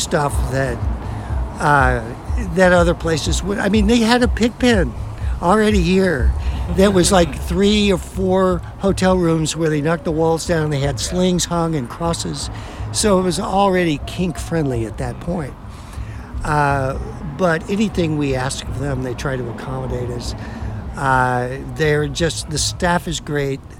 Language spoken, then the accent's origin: English; Oklahoma, United States; I grew up in Oklahoma